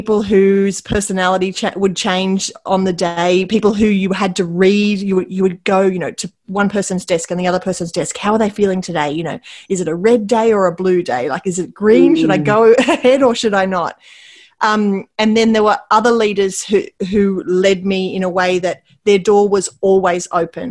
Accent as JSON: {"language": "English", "town": "Wauchope", "region": "New South Wales", "country": "Australia", "tie": "born or raised there", "lives_now": "Port Macquarie, Australia", "said": "I grew up in Wauchope, which is near where I live now. I live in Port Macquarie."}